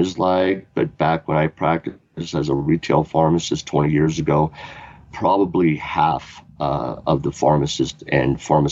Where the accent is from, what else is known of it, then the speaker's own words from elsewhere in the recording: Oklahoma City, Oklahoma, United States; now in Fort Collins, United States; I was born in Oklahoma City, Oklahoma in 1965